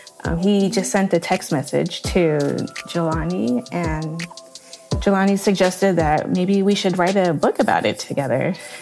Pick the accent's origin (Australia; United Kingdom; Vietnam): Vietnam; moved away; when I tell them, "Oh, I'm from Vietnam,"